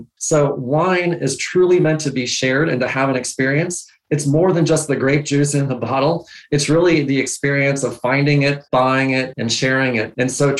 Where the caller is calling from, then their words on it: Seattle, Washington, United States; I'm joining you from Seattle, Washington.